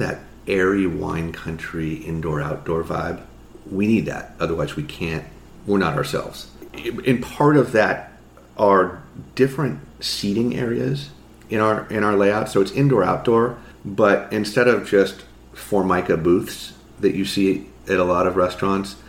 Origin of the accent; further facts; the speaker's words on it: Marin, California, United States; moved away as an adult; also born or lived in New York City; I grew up in Marin